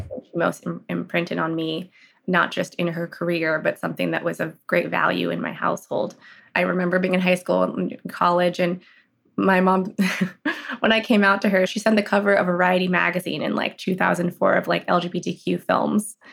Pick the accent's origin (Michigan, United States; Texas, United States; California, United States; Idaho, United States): California, United States; Los Angeles; also born or lived in San Francisco / Boulder, Colorado; I'm in Los Angeles now. I grew up here.